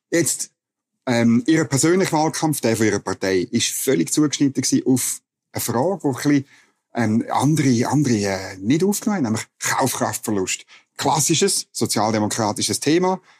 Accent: Bern, Switzerland; Als Berner

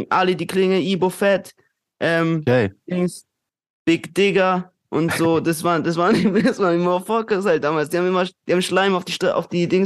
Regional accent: Durlach, Baden-Württemberg, Germany; Und ich denke mir so, Bro, ich bin aus Durlach. So, auf den. Karlsruhe wäre nicht da ohne Durlach.

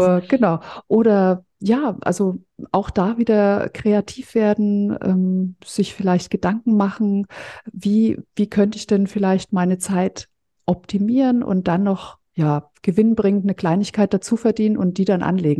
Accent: Fürth, Bavaria, Germany; ich komme ja aus Mittelfranken, aus Fürth

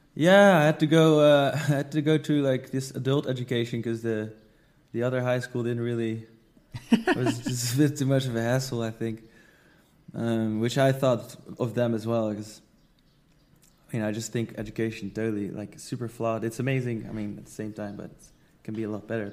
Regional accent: Netherlands; moved away as an adult; now in Bali, Indonesia; I'm from the Netherlands, but I live in Bali, Indonesia.

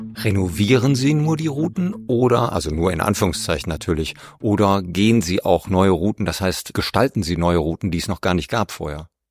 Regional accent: Rhineland, Germany; als Rheinländer aus dem Flachland

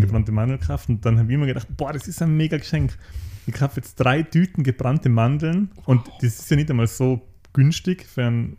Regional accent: Außerfern, Tyrol, Austria; im Austerfahren, wo ich herkomme

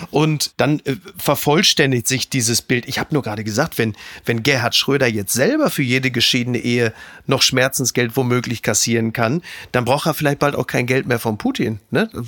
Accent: Dortmund, North Rhine-Westphalia, Germany; aber was soll ich denn sagen als Dortmunder mit Lewandowski?

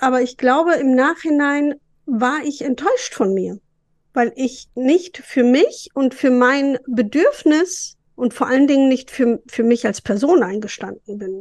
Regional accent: East Frisia, Lower Saxony, Germany

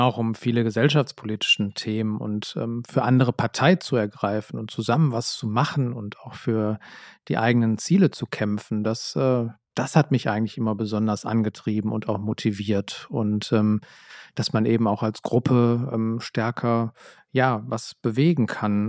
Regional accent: Essen, North Rhine-Westphalia, Germany; ich bin in Essen zur Schule gegangen und äh, in der Region

